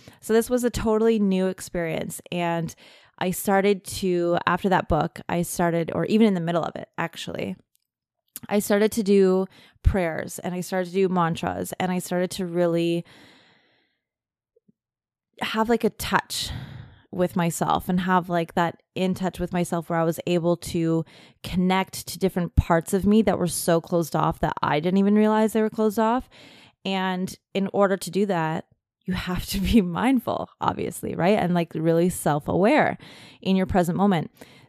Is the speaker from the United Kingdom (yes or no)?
no; Germany; being in a like really cold military family, growing up in Germany.